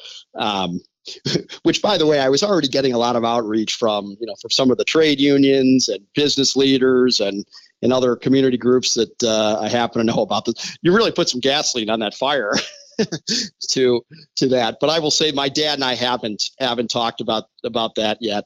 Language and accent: English; Chicago, Illinois, United States; I was born and raised in Chicago